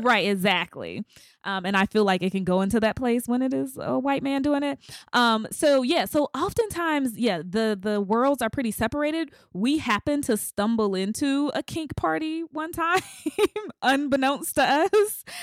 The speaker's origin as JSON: {"language": "English", "region": "the South", "country": "United States", "said": "I'm from the South"}